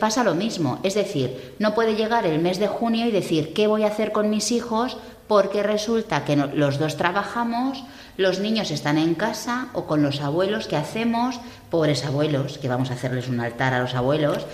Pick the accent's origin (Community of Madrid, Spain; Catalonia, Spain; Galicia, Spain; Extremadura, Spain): Community of Madrid, Spain; Madrid; moved away; soy madrileña y hablo fatal